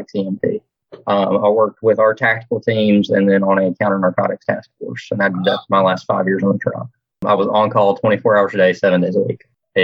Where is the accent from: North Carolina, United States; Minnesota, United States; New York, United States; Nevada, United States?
North Carolina, United States; Kannapolis; now in Wilmington, United States; I was actually born and raised right outside of Charlotte, North Carolina, which is in a little town now known as Kannapolis